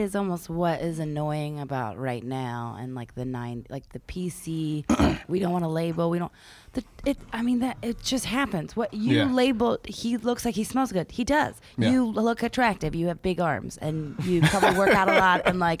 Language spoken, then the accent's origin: English; Philadelphia, Pennsylvania, United States; I'm from Philadelphia.